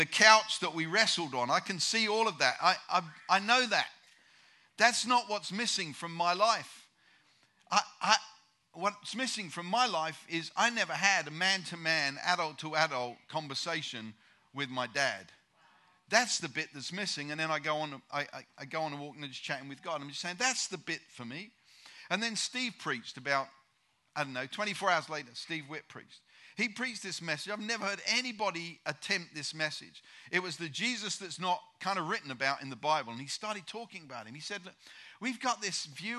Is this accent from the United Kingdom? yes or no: yes; United Kingdom; I'm a Brit